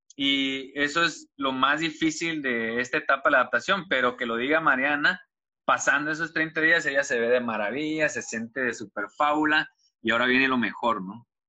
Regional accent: Tuxtla Gutiérrez, Chiapas, Mexico; De acá de Tuxtla Gutiérrez, Chiapas

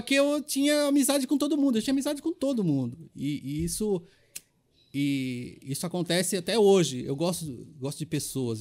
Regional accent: São Paulo, Brazil; Eu sou paulistano, meus pais são baianos

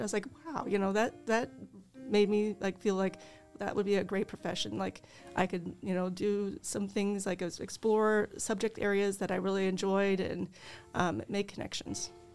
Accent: Mercer County, Illinois, United States; Um, I was over there by the, between the Viola and Alexis area. That's where my parents have a Centennial Farm, and that's where I grew up

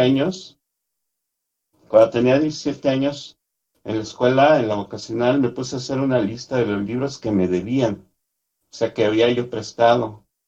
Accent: Mexico City, Mexico; Yo soy de la Ciudad de México.

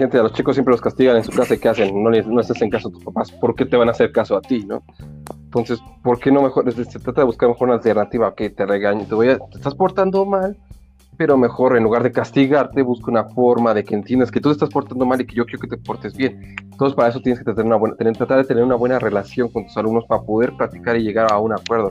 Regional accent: Mexico City, Mexico; crecí ya en Iztapalapa

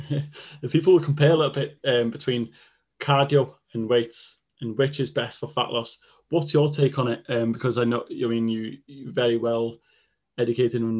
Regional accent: Welsh, Wales, United Kingdom; first language Welsh; English is a second language; being Welsh and second language in English

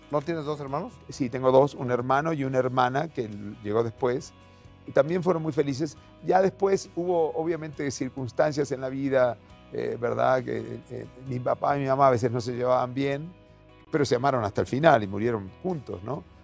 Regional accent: Buenos Aires, Argentina; moved away; Nací en Buenos Aires, Argentina.

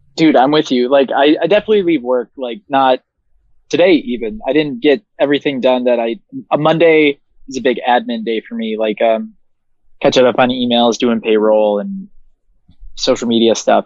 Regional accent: Williamsville, New York, United States; I grew up in uh, Williamsville, New York, which is like 20 minutes outside of the city of Buffalo

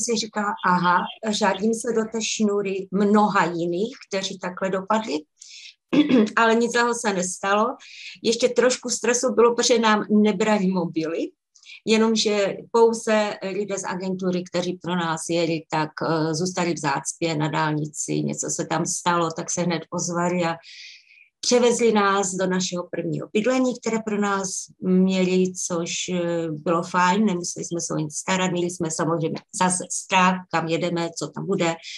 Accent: Czechia; moved away as an adult; now in Scotland, United Kingdom; byla jsem tam já jako hvězda z České republiky, protože eh, tím, že jsem Češka

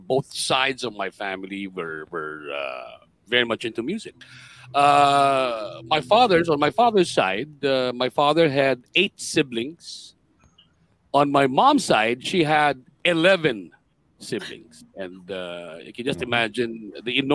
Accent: Manila, Metro Manila, Philippines; also born or lived in Pasay; I was born in Paco, in Manila. That was in 1963.

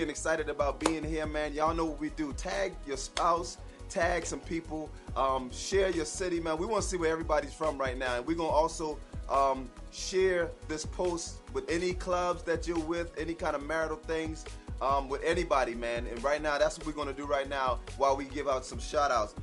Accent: Charleston, South Carolina, United States; now in Atlanta, United States; we are originally from Charleston, South Carolina, but we live in Atlanta right now

